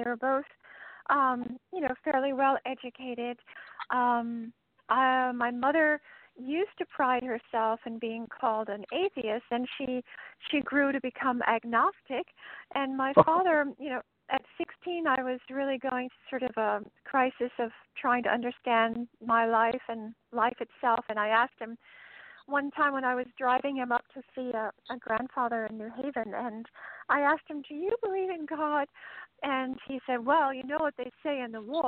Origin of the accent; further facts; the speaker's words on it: Ridgefield, Connecticut, United States; moved away as an adult; also born or lived in White Plains, New York / Tarrytown, New York / Boulder, Colorado; our family moved to Ridgefield, Connecticut, where I grew up until just after high school